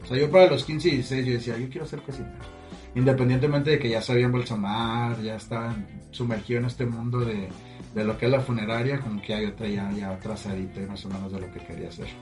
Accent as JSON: {"language": "Spanish", "town": "Matamoros", "region": "Tamaulipas", "country": "Mexico", "tie": "born or raised there", "said": "yo soy de aquí de Matamoros y estuve gran parte de, mi vida, yo creo que fue como a los 22 que me fui la primera vez"}